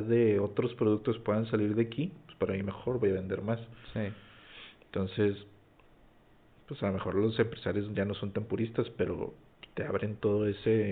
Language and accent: Spanish; Mexico; somos los mexicanos